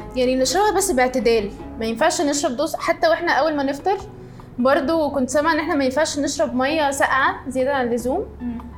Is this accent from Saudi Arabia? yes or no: no; Egypt; احنا طبعاً يعني كمصريين